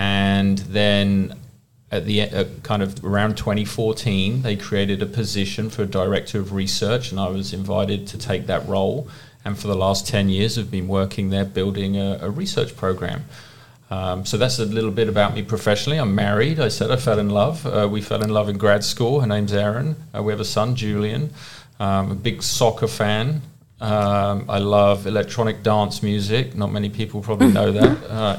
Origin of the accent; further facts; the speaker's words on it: England, United Kingdom; moved away as an adult; now in Texas, United States; You can probably tell by my accent that I'm not from Texas. I was originally born in England and did my undergraduate degree in exercise science there and then moved over to America, the US, for graduate school.